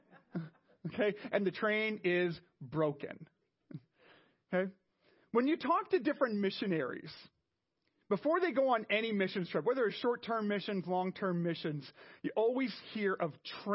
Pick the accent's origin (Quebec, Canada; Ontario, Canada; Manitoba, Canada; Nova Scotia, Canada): Quebec, Canada; Montreal; moved away; I was from Montreal, where we have a train.